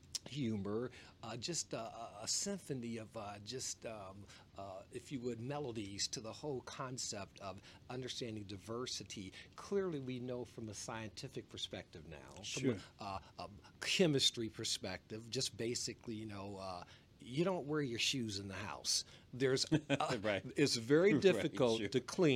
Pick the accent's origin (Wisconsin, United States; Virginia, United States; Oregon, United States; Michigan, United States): Michigan, United States; Detroit; moved away; also born or lived in Washington State; growing up in Detroit, Michigan … my father and mother